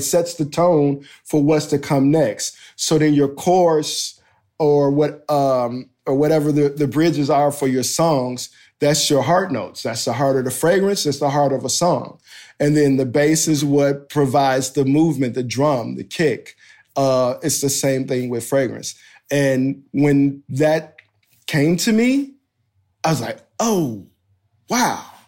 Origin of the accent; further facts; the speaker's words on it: United States; I'm this American D J